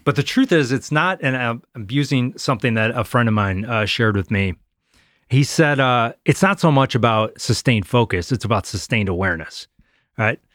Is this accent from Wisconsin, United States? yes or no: yes; Wisconsin, United States; moved away as an adult; Growing up in Wisconsin